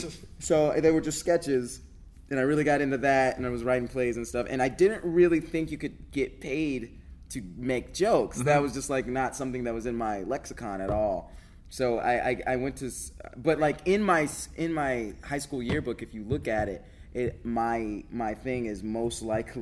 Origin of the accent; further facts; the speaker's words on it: Atlanta, Georgia, United States; also born or lived in California; I grew up in Atlanta. I was born in California. My dad was in the Air Force, but I grew up in Atlanta.